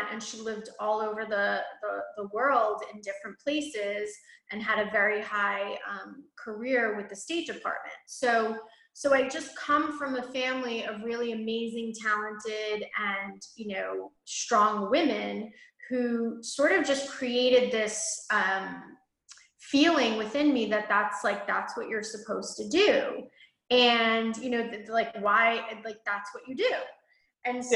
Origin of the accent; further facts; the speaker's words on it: New York, United States; I grew up in right outside of New York City